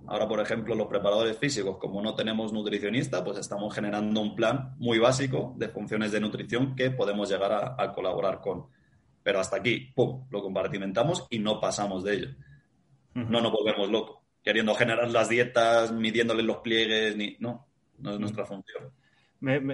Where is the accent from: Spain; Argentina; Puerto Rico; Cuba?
Spain